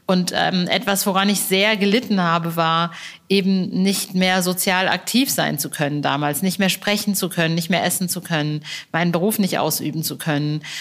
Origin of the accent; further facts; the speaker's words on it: Paderborn, North Rhine-Westphalia, Germany; born there; Paderborn ist meine Geburtsstadt mhm. und ich habe bis ich 29 war noch im Kreis Paderborn gewohnt